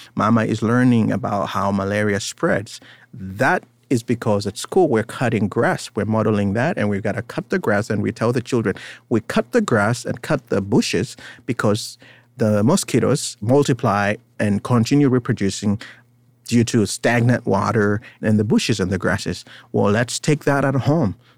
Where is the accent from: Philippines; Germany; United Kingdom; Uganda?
Uganda; now in United States; I was born in Uganda. I am Ugandan in some way, but I live in America.